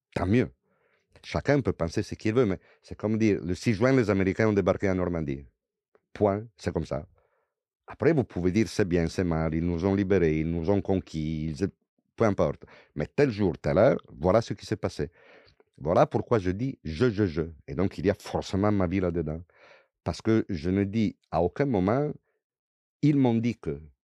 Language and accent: French; Venice, Veneto, Italy; French is a second language; moved away as an adult; also born or lived in Padua; now in France; de Venise, j'ai grandi à Venise